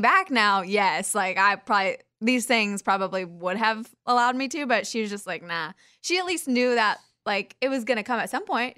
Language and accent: English; Kansas, United States; We're both from Kansas